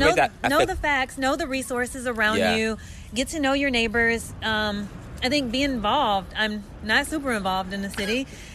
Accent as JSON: {"language": "English", "region": "the South", "country": "United States", "moved": "yes", "lives_now": "Philadelphia, United States", "said": "I'm also from the South."}